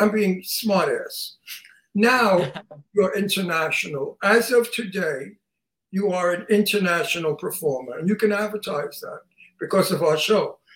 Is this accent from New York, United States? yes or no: yes; Long Island, New York, United States; I'm from Long Island, New York. And if you saw the movie Jaws, it was mm-hmm. photographed where I come from